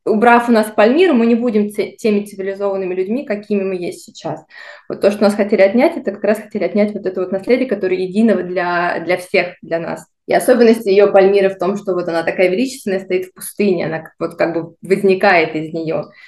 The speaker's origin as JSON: {"language": "Russian", "town": "Voronezh", "region": "Voronezh Oblast", "country": "Russia", "tie": "born or raised there", "also_born_or_lived": "Moscow / Italy / Dubai", "moved": "as an adult", "said": "Родилась я в городе Воронеже, в России"}